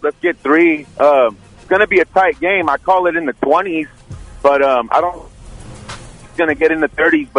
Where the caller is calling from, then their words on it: San Jose, California, United States; Calling from Eastside San Jose, Alum Rock to be exact.